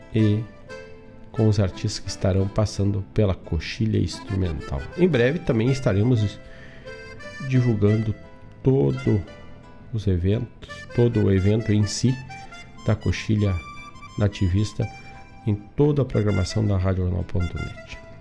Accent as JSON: {"language": "Portuguese", "town": "Herval", "region": "Rio Grande do Sul", "country": "Brazil", "moved": "yes", "lives_now": "Guaíba, Brazil", "said": "saquei um charque lá na minha terra"}